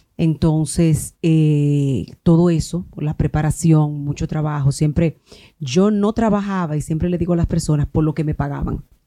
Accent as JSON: {"language": "Spanish", "town": "Palenque", "region": "San Cristóbal", "country": "Dominican Republic", "also_born_or_lived": "Santo Domingo", "moved": "yes", "said": "yo soy de Palenque, eh, estudié en una escuela pública"}